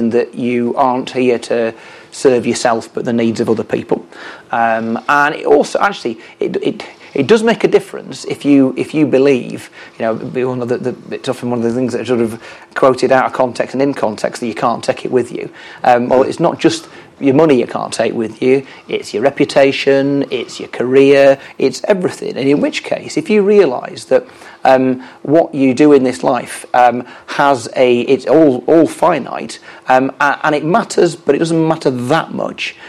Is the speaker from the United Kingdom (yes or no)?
yes; the north of England, United Kingdom; as a Northerner, I don't want to secede